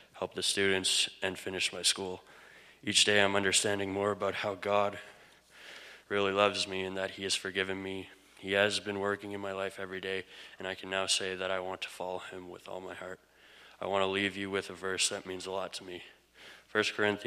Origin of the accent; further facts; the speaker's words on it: Manitoba, Canada; I'm from Manitoba